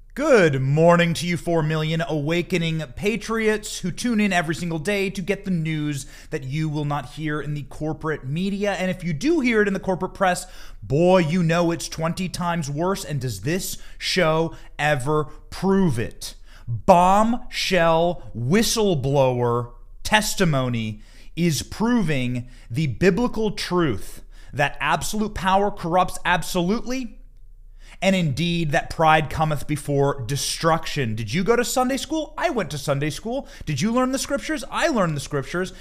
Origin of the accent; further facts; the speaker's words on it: Iowa, United States; moved away; I was raised in Iowa and lived in Iowa for twenty years for my upbringing